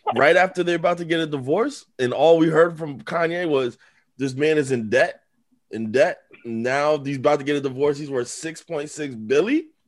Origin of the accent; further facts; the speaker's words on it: United States; we're from America